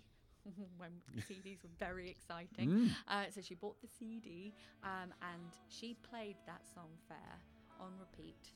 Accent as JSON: {"language": "English", "country": "United Kingdom", "moved": "yes", "lives_now": "Australia", "said": "as a British person"}